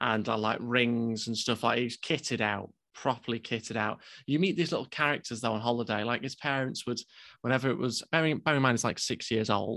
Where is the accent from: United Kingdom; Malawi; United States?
United Kingdom; we're British